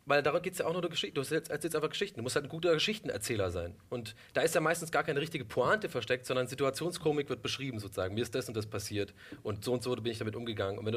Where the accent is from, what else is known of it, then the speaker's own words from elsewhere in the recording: Ireland; now in Germany; ganzer Ire. Ja, ich bin in Irland geboren, ich bin da auch sehr okay. stolz drauf und habe auch gar keinen deutschen Pass.